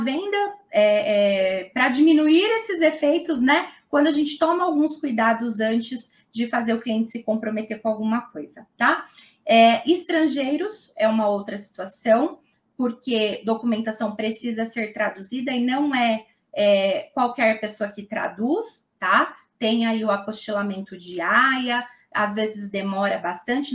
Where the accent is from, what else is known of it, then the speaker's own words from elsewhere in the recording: Mauá, São Paulo, Brazil; Aqui no, no ABC, eu sou de Mauá